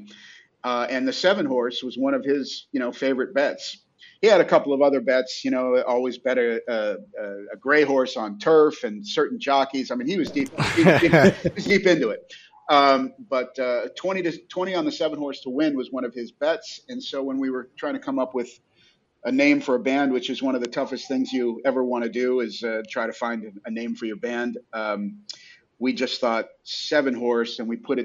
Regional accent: Las Vegas, Nevada, United States; moved away as an adult; also born or lived in Los Angeles; growing up in Las Vegas in the 70s

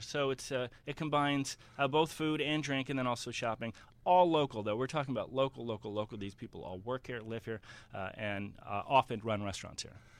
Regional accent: Cleveland, Ohio, United States; I, I come from the East Side. I grew up eating, you know, moss ball soup and potato pancakes at Jewish delis

